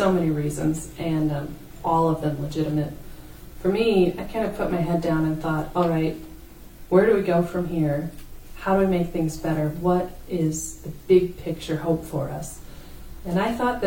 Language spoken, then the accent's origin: English; Fredericksburg, Virginia, United States; also born or lived in Flint, Michigan / Owosso, Michigan; now in Grand Rapids, United States; I moved because of job opportunities for my dad outside of D.C. It was really interesting living in Fredericksburg is the place, Fredericksburg, Virginia